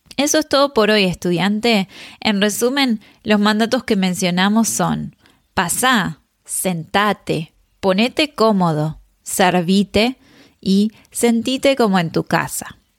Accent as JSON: {"language": "Spanish", "country": "Argentina", "said": "en Argentina usamos vos"}